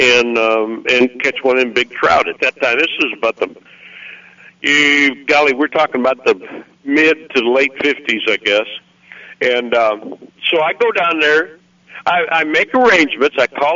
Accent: Missouri, United States; moved away as an adult; now in Arkansas, United States; I was from Missouri, but I virtually never went back

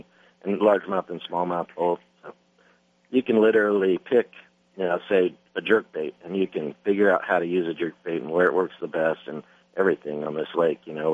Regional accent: Salt Lake City, Utah, United States; now in Lake Havasu City, United States; I grew up in Salt Lake City, Utah

